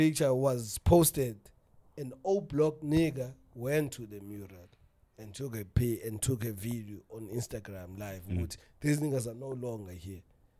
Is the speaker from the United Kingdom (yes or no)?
no; South Africa; as a South African